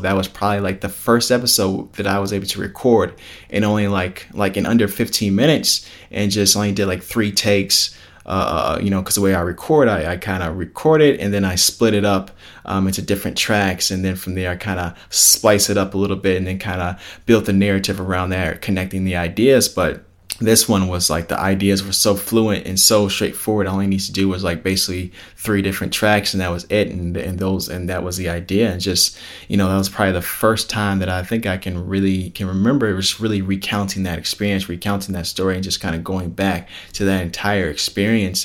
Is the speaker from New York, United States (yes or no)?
no; Palos Hills, Illinois, United States; us growing up and stuff like that, out in Palos Hills